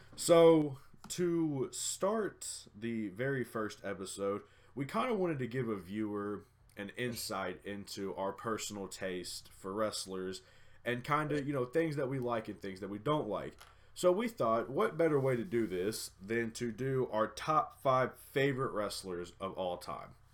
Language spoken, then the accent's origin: English; Middle Tennessee, United States; growing up in Middle Tennessee